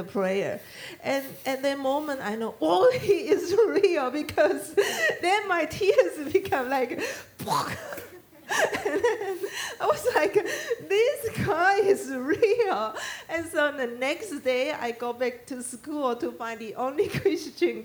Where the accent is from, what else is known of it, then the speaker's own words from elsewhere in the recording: Taiwan; English is a second language; now in South Texas, United States; I'm from Taiwan